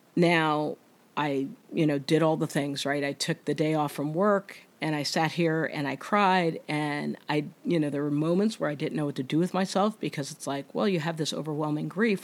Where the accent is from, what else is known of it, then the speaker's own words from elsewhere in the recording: New Jersey, United States; I'm from New Jersey